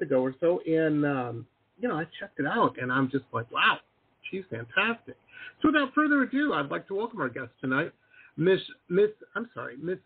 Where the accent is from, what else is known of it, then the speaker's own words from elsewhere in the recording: Detroit, Michigan, United States; moved away as an adult; also born or lived in Boston; now in San Diego, United States; I grew up in Detroit and went to school out in Boston